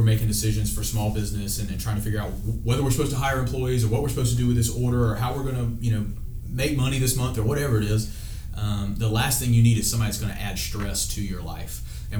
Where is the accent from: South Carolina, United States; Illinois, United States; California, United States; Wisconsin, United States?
South Carolina, United States; Orangeburg; now in Anderson, United States; I'm originally from Orangeburg, South Carolina, which is about 2.5 hours from where we are in Anderson.